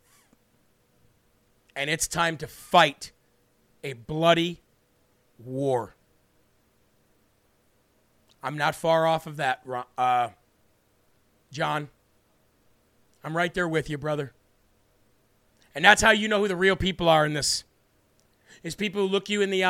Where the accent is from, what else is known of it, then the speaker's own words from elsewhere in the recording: Illinois, United States; Illinois, my home state where I was born